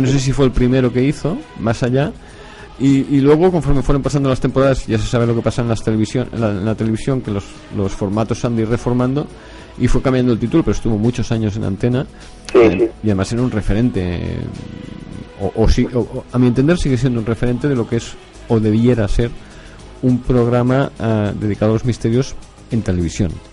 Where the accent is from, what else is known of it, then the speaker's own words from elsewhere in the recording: Barcelona, Catalonia, Spain; yo soy de Barcelona